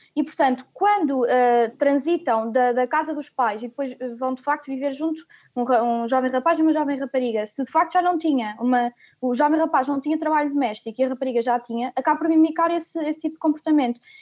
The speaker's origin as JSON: {"language": "Portuguese", "town": "Coimbra", "region": "Centro", "country": "Portugal", "tie": "born or raised there", "said": "em Coimbra, onde nasci"}